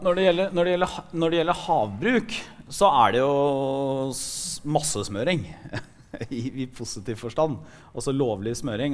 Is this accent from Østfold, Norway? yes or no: no; Porsgrunn, Telemark, Norway; jeg kom fra, fra Porsgrunn, som det ble nevnt her, som er en ja, en av Norges liksom, tradisjonelle industribyer.